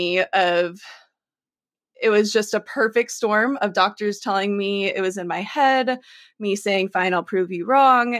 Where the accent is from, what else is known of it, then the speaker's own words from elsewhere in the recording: Texas, United States; I grew up in Texas